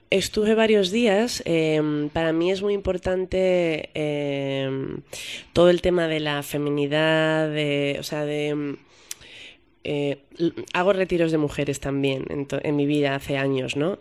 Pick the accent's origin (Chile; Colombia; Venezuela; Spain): Spain; Madrid, Community of Madrid; moved away as an adult; yo soy madrileña